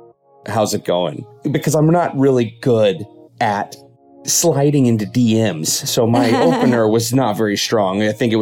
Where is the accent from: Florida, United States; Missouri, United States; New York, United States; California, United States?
California, United States; Los Angeles; I'm in my 30s-ish from Los Angeles